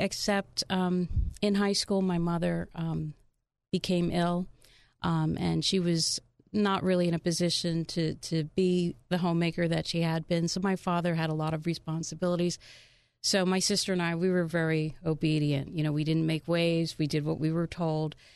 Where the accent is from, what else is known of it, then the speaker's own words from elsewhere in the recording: Union, United States; that was my initial growing up in Union, you know, very humble beginnings